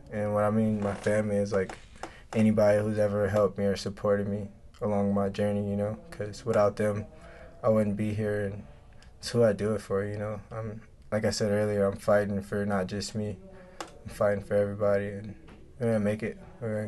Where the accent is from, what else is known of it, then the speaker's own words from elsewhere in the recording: Nebraska, United States; growing up in Nebraska